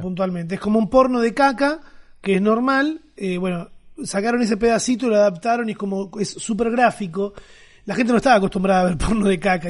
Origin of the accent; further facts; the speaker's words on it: Argentina; cómo somos los argentinos